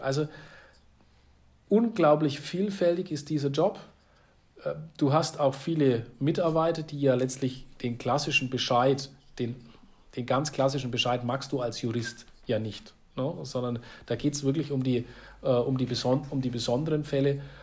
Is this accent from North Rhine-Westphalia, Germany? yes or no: no; Hof district, Bavaria, Germany; für meine Region, für meine Heimat